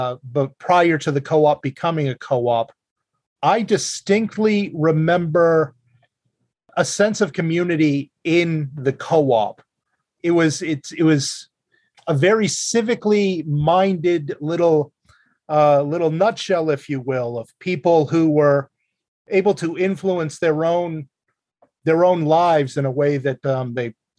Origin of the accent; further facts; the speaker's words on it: Meredith Center, New Hampshire, United States; now in Ashland, United States; I also am proudly from Meredith Center, New Hampshire.